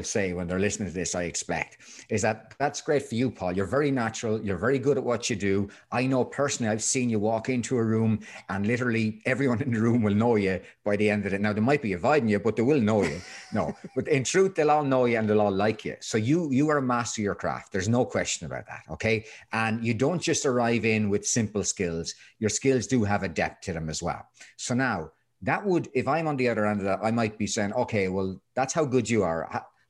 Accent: Ireland; I come from a land of misery, So, because I'm Irish, we don't really inform our faces whether we're happy or sad.

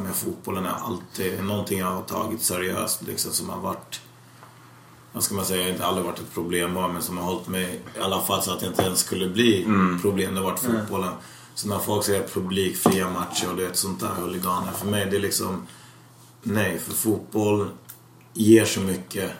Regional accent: Täby, Stockholm County, Sweden; also born or lived in Tensta; vi skulle växa upp i Täby

